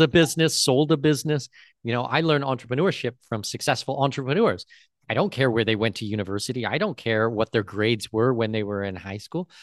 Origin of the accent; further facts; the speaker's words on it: Southwestern Ontario, Canada; now in Panama City, Panama; born and raised Southwestern Ontario. I'm Canadian.